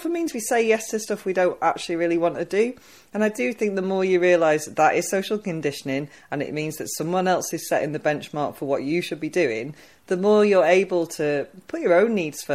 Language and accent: English; Wigan, North West England, United Kingdom; I'm from Wigan